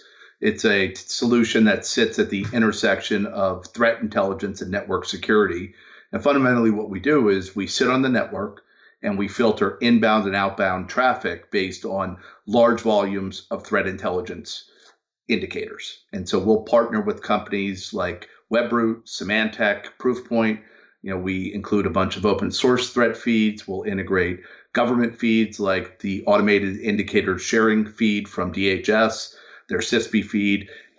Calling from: Baltimore, Maryland, United States; Actually, just outside of Baltimore, Maryland.

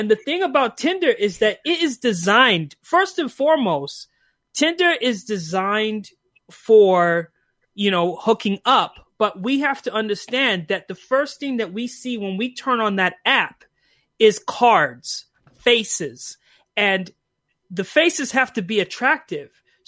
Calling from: Calgary, Alberta, Canada; I'm calling from Canada. Hey. I live in Calgary.

